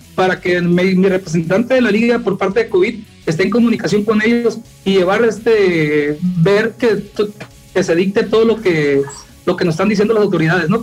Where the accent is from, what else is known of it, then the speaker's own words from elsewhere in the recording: Guerrero Negro, Baja California Sur, Mexico; now in La Paz, Mexico; yo soy de Guerrero Negro, es una zona, pues es la frontera con Baja California